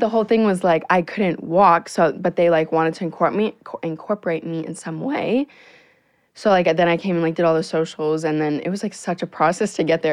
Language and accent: English; Naples, Florida, United States; moved away as an adult; now in Los Angeles, United States; I'm literally 17 years old and I live in Naples, Florida